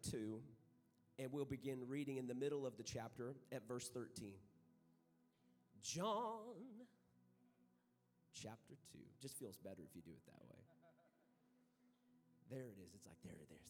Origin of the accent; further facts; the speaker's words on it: San Angelo, Texas, United States; I am from San Angelo, Texas